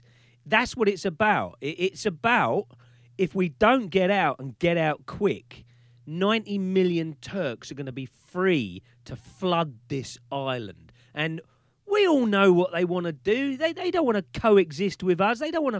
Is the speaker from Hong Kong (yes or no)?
no; United Kingdom; we're Britain, we're British